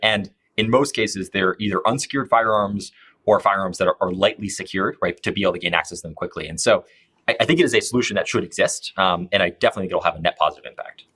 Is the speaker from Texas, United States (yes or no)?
no; Colorado, United States; I grew up here in Colorado